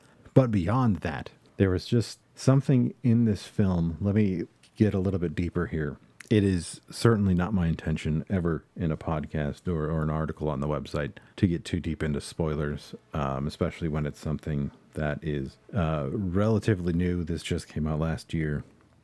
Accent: outside of Cleveland, Ohio, United States; I was born and raised outside of Cleveland, Ohio. I still live in Ohio today, and so I am a product of the Midwest

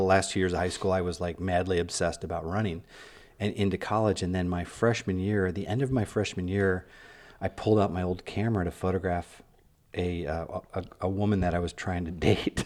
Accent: Midwest, United States; I'm a kid from the Midwest

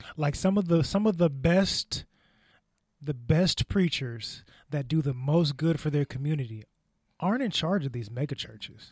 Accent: United States; we, as an American society

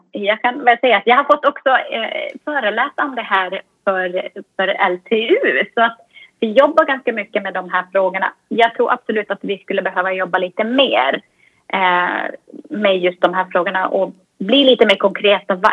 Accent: Finland; det här svenska som jag kommer från Finland, det svenska, eh, ingen minns en fegis och det finska

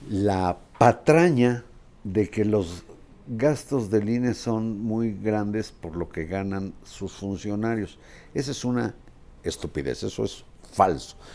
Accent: Mexico; Yo soy mexicano y orgullo lo tengo. Esta es mi cédula de identidad.

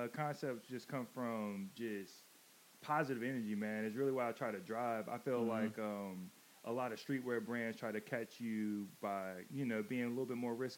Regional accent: Manteo, North Carolina, United States; moved away as an adult; also born or lived in Wilmington, North Carolina; I'm from Mania, North Carolina, the Outer Banks, Wright Brothers area. But where I grew up, it's called Westcott Park. Westcott Park, born and raised

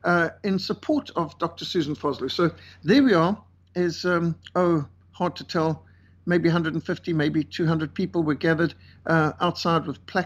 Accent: Cape Town, Western Cape, South Africa; my hometown, Cape Town. This is just a couple of minutes from where I live

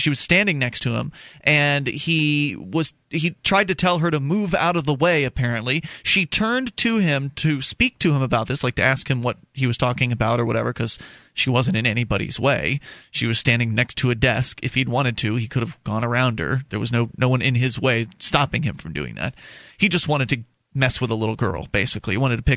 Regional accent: Florida, United States; now in New Hampshire, United States; I'm from Florida originally

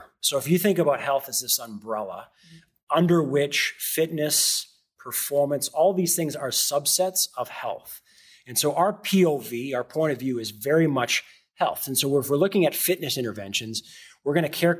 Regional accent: Canada; moved away as an adult; also born or lived in Noosa, Australia; now in United States; as a Canadian, even though I live in America now

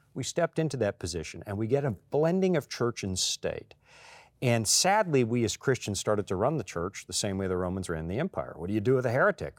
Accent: Canada; I'm born Canadian, but when I come here, flash my Canadian passport

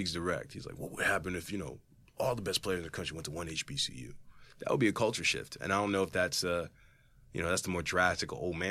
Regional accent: Philadelphia, Pennsylvania, United States; You know, growing up near Philly or growing up literally outside of it, you can't tell me shit about AI.

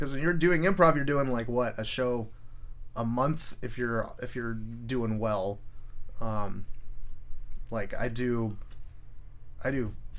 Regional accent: Mountain View, California, United States; also born or lived in Los Altos; now in Santa Cruz, United States; I grew up in Mountain View.

